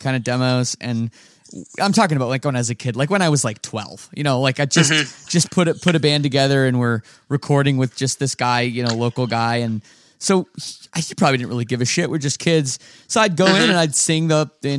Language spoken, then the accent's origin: English; Oakville, Ontario, Canada; my hometown of Oakville, Ontario